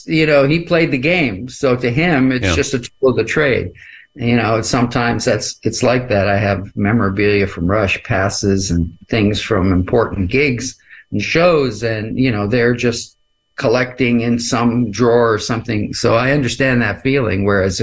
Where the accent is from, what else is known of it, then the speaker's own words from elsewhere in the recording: Canada; But that's something that's so special because I'm a Canadian